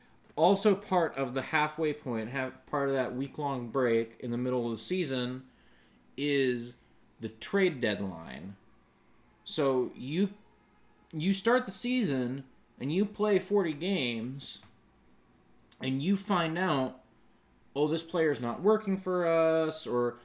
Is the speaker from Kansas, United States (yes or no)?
yes; Kansas, United States; now in Dallas, United States; I grew up in Kansas.